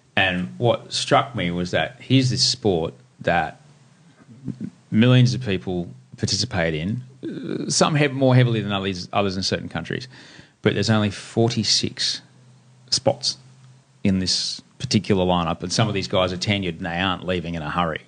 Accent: Brisbane, Queensland, Australia; now in Sydney, Australia; I grew up in Brisbane

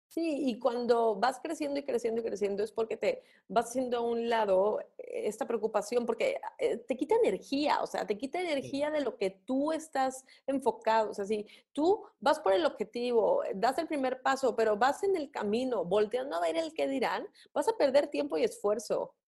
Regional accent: Mexico; nuestra cultura como mexicanos

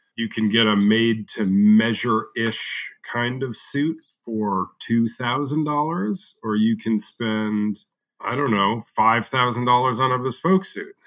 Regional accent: United States; as an American

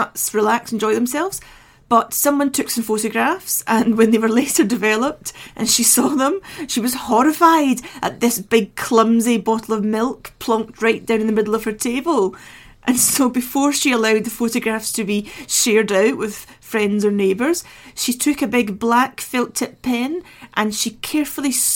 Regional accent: Scotland, United Kingdom; I was raised in Scotland

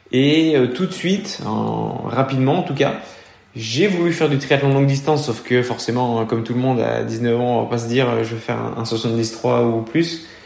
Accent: Auvergne-Rhône-Alpes, France; je suis originaire du Beaujolais

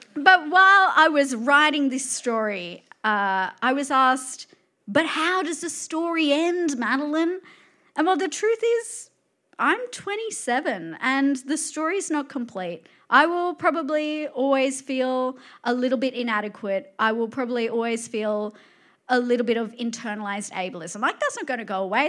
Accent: Campbelltown, New South Wales, Australia; Growing up in Campbelltown

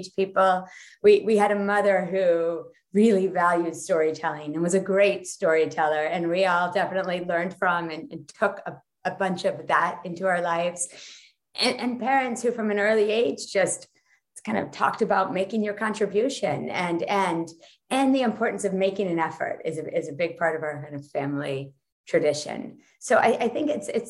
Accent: New York, United States; moved away as an adult; now in Netherlands; I'm from New York where everybody gets up early.

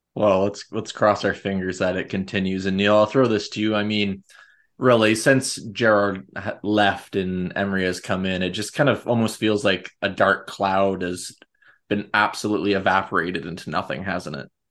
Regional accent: Canada; being Canadian

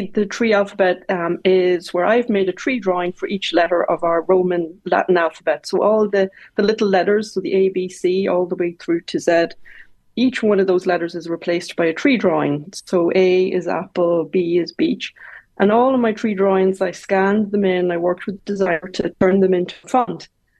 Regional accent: Longford, County Longford, Ireland; also born or lived in Dublin; Well, I was born in Dublin, but we moved to Longford. So I grew up in Longford, but when I was 10, we moved to RD.

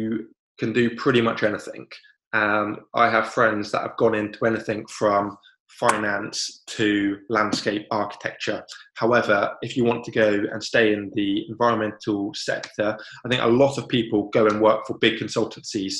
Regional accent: Cornwall, South West England, United Kingdom; moved away as an adult; now in Devon, United Kingdom; I grew up in Cornwall, and I've now moved to Devon

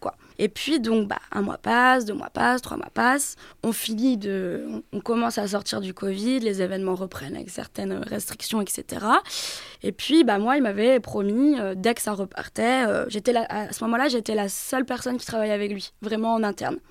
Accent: Brittany, France; moved away; chez moi en Bretagne

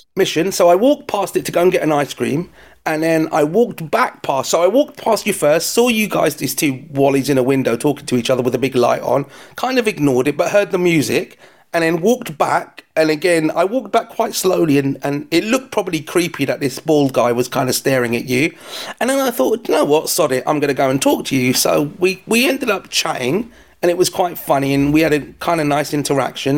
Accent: London, United Kingdom; if you haven't heard my accent, I'm from London

